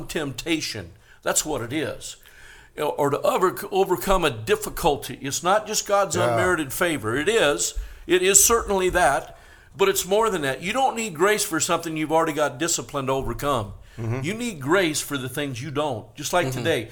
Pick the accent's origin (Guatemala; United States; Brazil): United States; Northern California; now in Las Vegas, United States; I was raised in Northern California, but I was shocked when I moved to Vegas